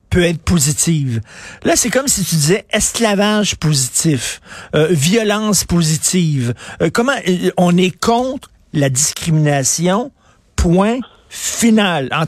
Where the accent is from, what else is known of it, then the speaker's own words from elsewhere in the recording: Montreal, Quebec, Canada; je viens d'un milieu très pauvre, OK? Là, je viens de Verdun, le près de Pointe-Saint-Charles.